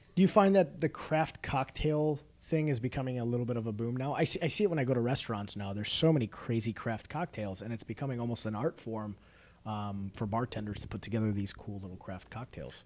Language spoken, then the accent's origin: English; Illinois, United States; I grew up in the northern suburbs